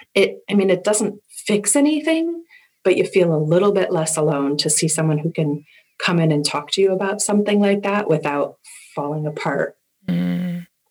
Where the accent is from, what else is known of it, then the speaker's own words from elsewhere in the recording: Agawam, Massachusetts, United States; also born or lived in West Springfield, Massachusetts; I grew up in Agawam, Massachusetts, and I'm very close to there now in West Springfield